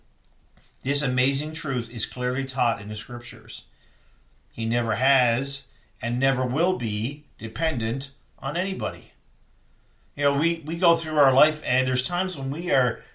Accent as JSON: {"language": "English", "region": "East Coast", "country": "United States", "tie": "born or raised there", "said": "I grew up on the East Coast"}